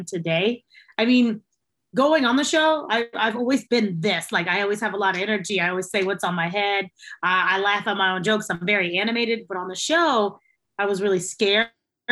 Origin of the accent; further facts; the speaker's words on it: Texas, United States; also born or lived in Logansport, Indiana; now in San Antonio, United States; when I was about 5 or 6, we got up and we moved to Texas